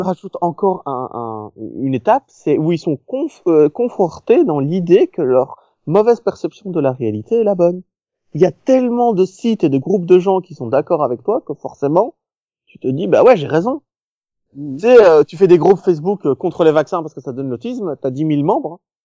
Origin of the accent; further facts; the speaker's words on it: Belgium; j'ai grandi en Belgique